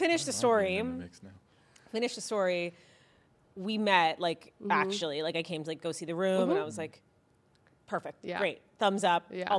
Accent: Oakland, California, United States; also born or lived in Los Angeles; And then I moved back to the Bay, where I'm from. I'm from Oakland.

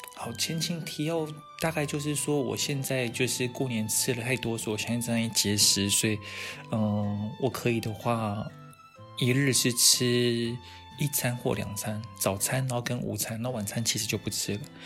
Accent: Taiwan; 我们台湾人的那一种

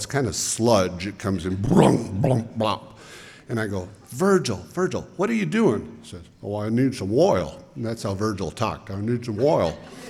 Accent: Homedale, Idaho, United States; Back then, I grew up in Homedale

